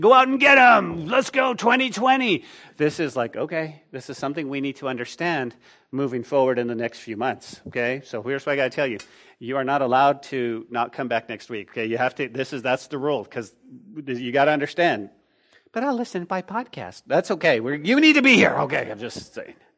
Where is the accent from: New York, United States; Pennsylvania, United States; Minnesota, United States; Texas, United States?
Texas, United States; we're from Texas